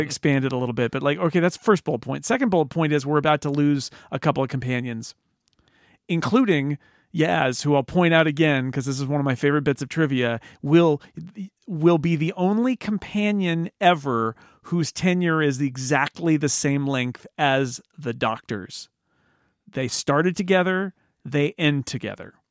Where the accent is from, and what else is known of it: United States